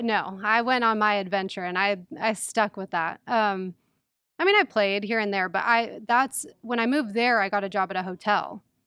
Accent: San Diego, California, United States; born or raised there; moved away as an adult; also born or lived in Mendota, Illinois

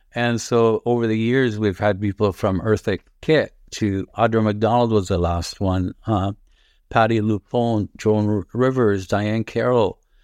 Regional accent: Toronto, Ontario, Canada; English is a second language; also born or lived in Lebanon; I grew up in Rexdale and, uh, my parents lived till my dad died behind Rexdale Plaza

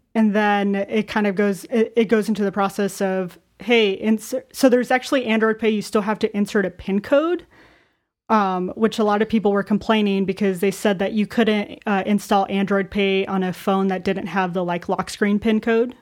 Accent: Arizona, United States; I'm born and raised in Arizona

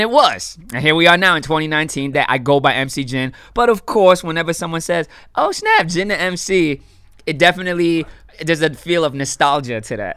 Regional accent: Miami, Florida, United States; born and raised in Miami

